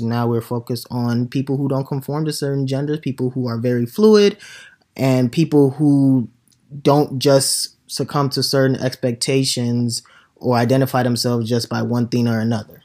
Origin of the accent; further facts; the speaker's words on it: Nigeria; now in United States; as a young kid growing up in Nigeria